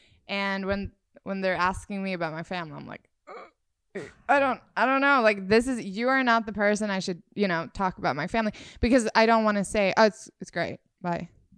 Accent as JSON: {"language": "English", "country": "Sweden", "lives_now": "United States", "said": "Because when I moved to the US, I moved here 2 years ago from Sweden."}